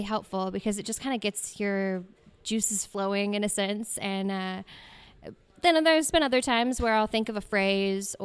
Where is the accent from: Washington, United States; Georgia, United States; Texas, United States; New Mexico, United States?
Washington, United States; Spokane; I was born and raised in Spokane for most of my life. I spent a little bit of time on the coast